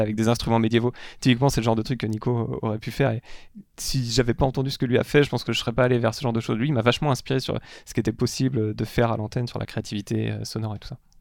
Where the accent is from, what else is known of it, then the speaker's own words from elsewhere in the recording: Parigné, Brittany, France; j'ai grandi en Bretagne, euh, j'étais au milieu de la campagne à Parigné, il y a 1000 habitants dans le Patelin